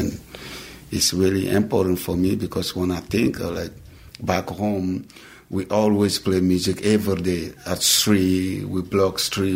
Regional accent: Guinea; moved away; I'm originally from Guinea, West Africa.

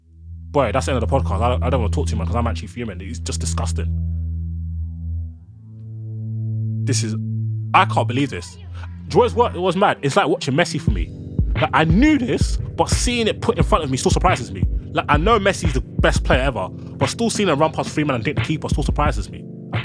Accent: Ghana; Like, even my people that I'm from Ghana are telling me, if you fly into Ghana, you have to self, they make you self-isolate for 2 weeks.

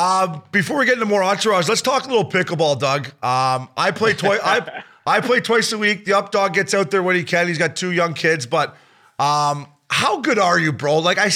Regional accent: Canada; the golf course where I grew up in Canada

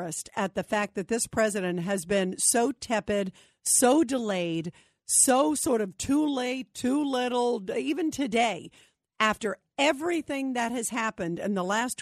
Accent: United States; an American who loves this country

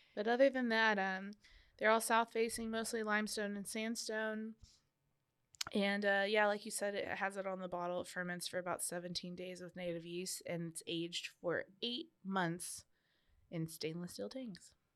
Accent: Canada; being Canadian

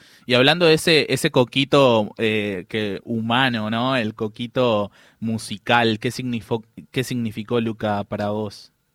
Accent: Buenos Aires, Argentina; yo soy de la Villa 21-24

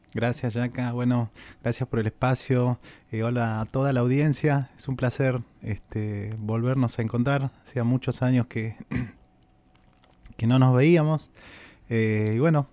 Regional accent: Cafayate, Salta, Argentina; now in Buenos Aires, Argentina; yo soy de, Cafayate, de Salda

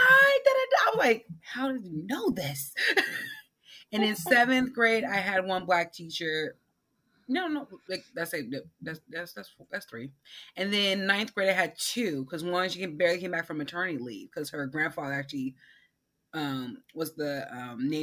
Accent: California, United States; also born or lived in Oakland / Vallejo / Central Valley; I grew up in California my whole life. So half the time I lived in the Bay Area. The other half I lived in the Central Valley

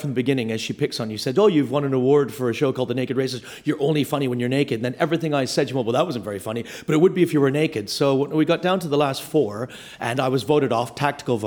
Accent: Canada; because I'm Canadian

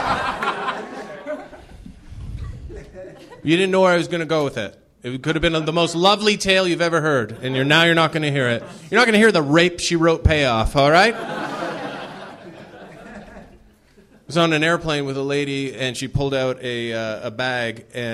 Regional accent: Canada; moved away as an adult; also born or lived in Toronto, Canada; now in Los Angeles, United States; I'm from Canada originally

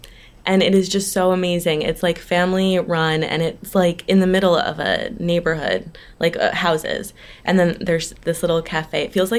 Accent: Connecticut, United States; also born or lived in New York City; So I'm from Connecticut, born and raised in Connecticut. And then I moved to New York City for college.

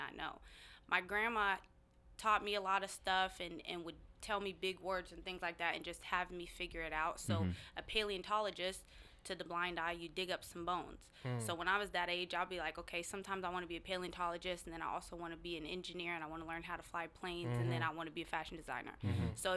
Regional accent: Seattle, Washington, United States; I was born and raised in the CD

